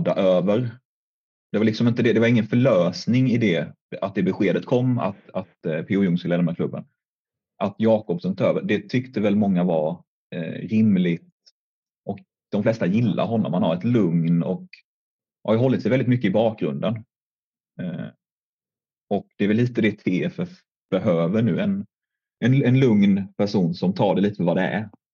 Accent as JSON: {"language": "Swedish", "town": "Älmhult", "region": "Kronoberg County", "country": "Sweden", "said": "jag kommer från, från Älmhult"}